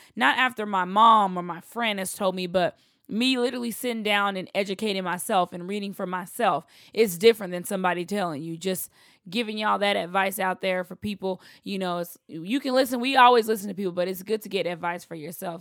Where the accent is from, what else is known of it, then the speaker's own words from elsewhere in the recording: Texas, United States; I'm from the South. I'm from Texas.